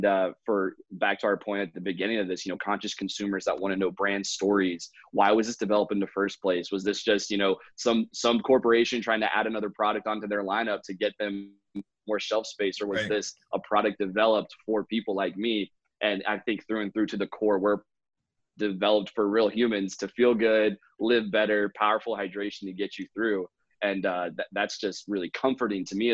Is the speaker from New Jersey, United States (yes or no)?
no; Raleigh, North Carolina, United States; I'm from Raleigh, North Carolina, and studied entrepreneurship down here